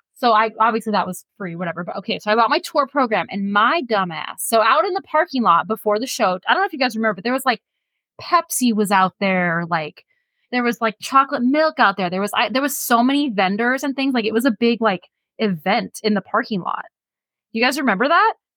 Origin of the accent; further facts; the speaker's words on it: San Leandro, California, United States; I grew up in San Leandro, literally next door to Oakland